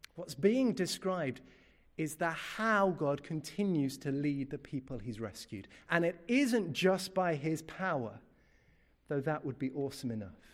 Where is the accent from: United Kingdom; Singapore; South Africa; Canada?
United Kingdom; I'm British through and through